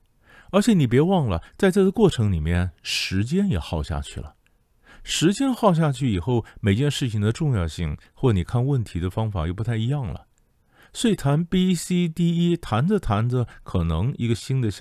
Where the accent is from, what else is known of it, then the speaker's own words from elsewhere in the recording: China; 你说，你说我们中国人啊，我们这个谈判呢，其实不要讲中国人，整个东方人都这样的